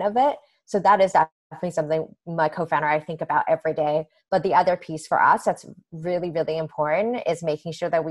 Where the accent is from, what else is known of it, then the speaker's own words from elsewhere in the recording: Canada; moved away as an adult; now in United States; I grew up in Canada with a very different healthcare system